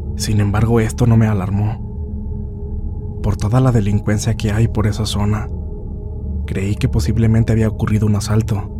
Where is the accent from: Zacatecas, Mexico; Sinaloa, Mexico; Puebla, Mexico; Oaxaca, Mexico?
Puebla, Mexico; Rafael Lara Grajales; soy del municipio de Rafael Lara Grajales, situado al noreste de la capital del estado de Puebla